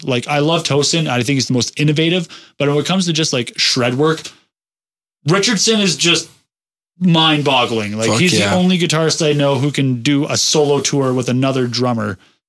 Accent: Canada; I am Canadian

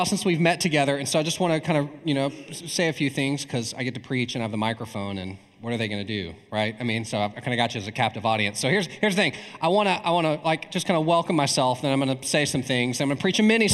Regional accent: East Texas, United States; I'm from East Texas

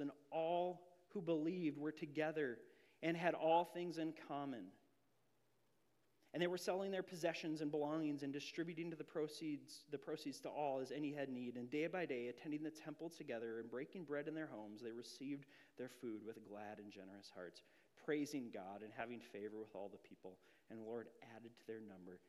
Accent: Grand Marais, Minnesota, United States; I moved up to Grand Marais, Minnesota in sixth grade

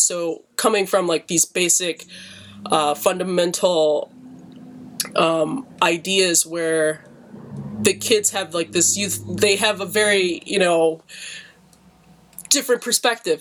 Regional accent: Detroit, Michigan, United States; me growing up in Detroit

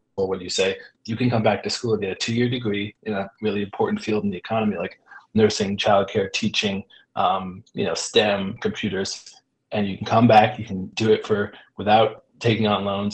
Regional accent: Pioneer Valley, Massachusetts, United States; I grew up in in the Pioneer Valley

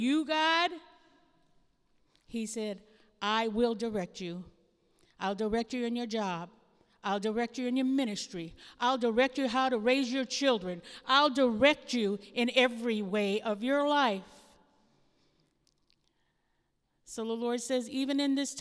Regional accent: Hawaii, United States; moved away; I come from Hawaii.

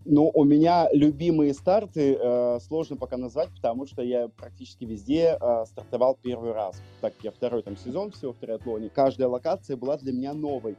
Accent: Russia; я из России

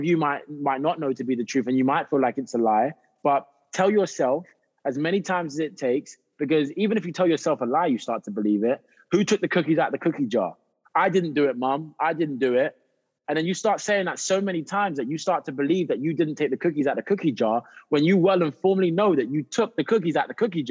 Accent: United Kingdom; moved away as an adult; also born or lived in South London; I'm just a Brit that is trying to step and try and get a foot into the acting industry in Hollywood

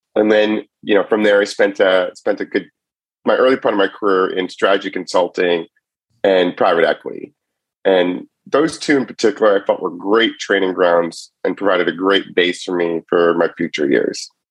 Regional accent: Cleveland, Ohio, United States; also born or lived in Chicago; now in San Francisco Bay Area, United States; I grew up in Cleveland and I was a big Cleveland sports fan.

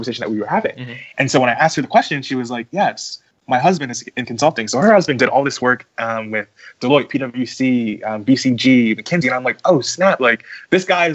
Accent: the Poconos, Pennsylvania, United States; moved away as an adult; also born or lived in Queens, New York / Philadelphia, Pennsylvania / Washington, D.C.; I was born in Queens, New York for 10 years of my life. I lived there. And then after that, my mom and I moved to the Poconos.

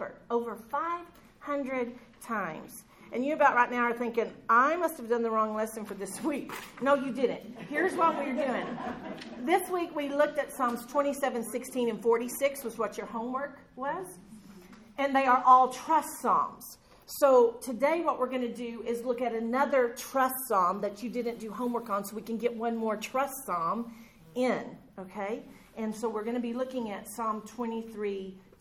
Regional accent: Texas, United States; I was raised in Texas with cattle, but not sheep

